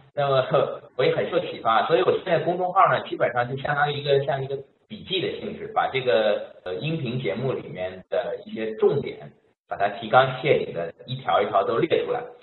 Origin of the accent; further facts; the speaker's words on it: Shanghai, China; moved away as an adult; now in Montreal, Canada; 我来自上海